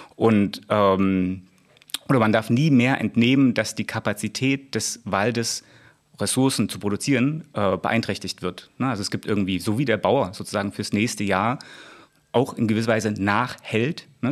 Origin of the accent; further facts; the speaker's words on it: Ore Mountains, Saxony, Germany; im Erzgebirge in meiner Heimat